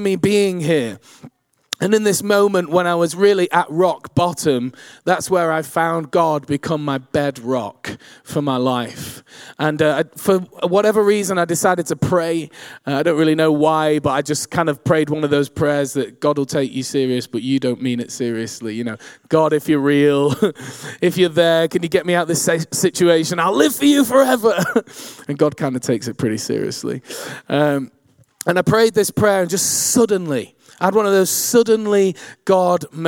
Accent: Manchester, North West England, United Kingdom; I grew up in Manchester

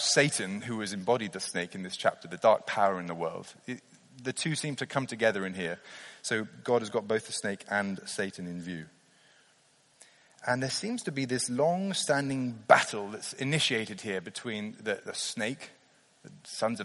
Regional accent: near Blenheim Palace in Oxfordshire, South East England, United Kingdom; I grew up near Blenheim Palace in Oxfordshire

